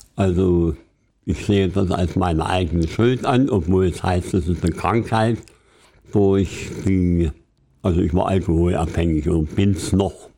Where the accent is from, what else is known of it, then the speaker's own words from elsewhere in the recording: Querfurt, Saxony-Anhalt, Germany; stamme aus, aus der Gegend Süden, südwestlich von Halle, 40 Kilometer weg, aus Querfurt heißt die Stadt